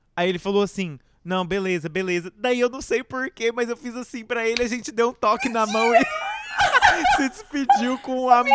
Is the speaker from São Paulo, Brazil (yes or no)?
no; Rio Verde, Goiás, Brazil; Rio Verde, lá na minha cidade, Goiás